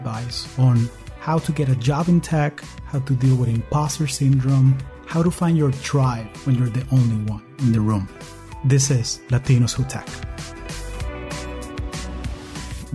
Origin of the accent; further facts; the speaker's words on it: Caracas, Capital District, Venezuela; also born or lived in Silicon Valley, United States; now in United States; I am originally from Caracas, Venezuela, and I've been calling the U.S. home for the last 20 years.